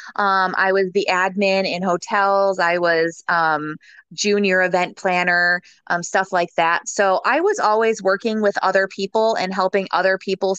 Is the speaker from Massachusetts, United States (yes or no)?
no; Michigan, United States; now in Tampa, United States; I am originally from Michigan.